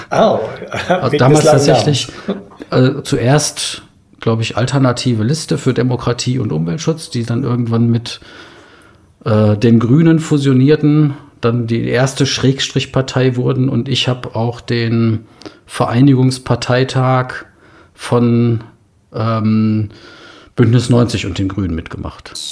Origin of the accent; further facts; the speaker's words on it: Unna, North Rhine-Westphalia, Germany; moved away as an adult; also born or lived in Berlin; Ähm, ich bin gebürtig aus Unna, eine kleine Kreisstadt östlich vom Ruhrgebiet, grenzt an Dortmund. Ähm, da habe ich so meine ersten 20 Lebensjahre verbracht, bis ich dann zum Studium nach Berlin gegangen bin.